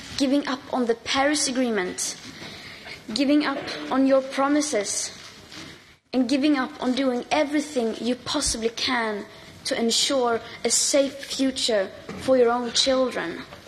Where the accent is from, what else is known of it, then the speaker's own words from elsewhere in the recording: United Kingdom; as a Brit